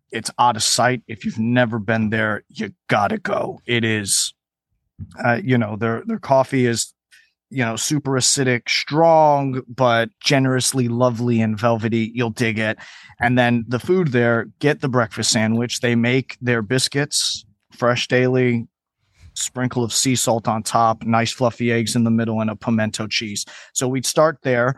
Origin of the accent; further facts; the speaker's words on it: Houston, Texas, United States; also born or lived in Chicago, Illinois / New York City; I was raised in Logan Square, Chicago, until I was, like, nine years old, and then we moved to Houston, Texas